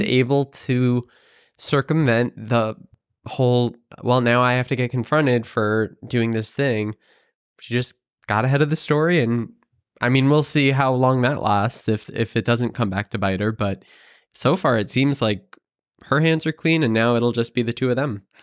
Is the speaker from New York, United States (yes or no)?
yes; Hudson Valley, upstate New York, United States; now in New York City, United States; it's about an hour and a half north, uh, in the Hudson Valley